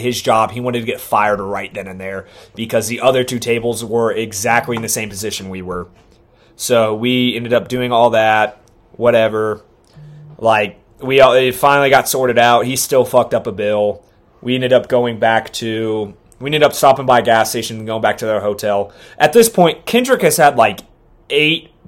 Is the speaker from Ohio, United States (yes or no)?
yes; Ohio, United States; I'm from Ohio